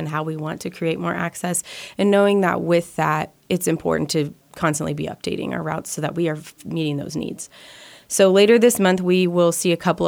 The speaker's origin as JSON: {"language": "English", "region": "Midwest", "country": "United States", "tie": "born or raised there", "lives_now": "Manhattan, Kansas, United States", "said": "A lot of us growing up in the Midwest, it's rural"}